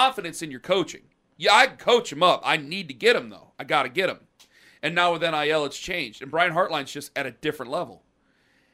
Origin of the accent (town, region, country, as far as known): Canton, Ohio, United States; born or raised there